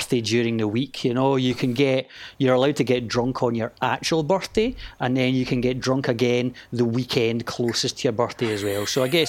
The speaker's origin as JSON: {"language": "English", "region": "Scotland", "country": "United Kingdom", "accent": "Scottish", "said": "Hope my Scottish accent isn't too much for them."}